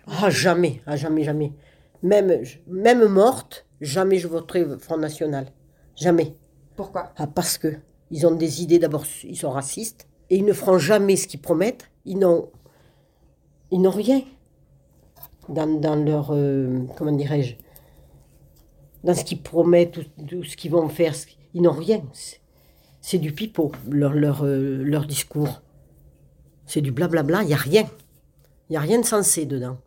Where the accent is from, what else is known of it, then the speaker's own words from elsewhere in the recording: Limousin, Nouvelle-Aquitaine, France; now in Le Clat, France; je viens du Limousin